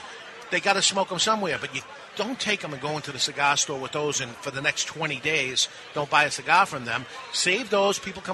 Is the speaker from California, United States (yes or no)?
no; New Hampshire, United States; We're from New Hampshire.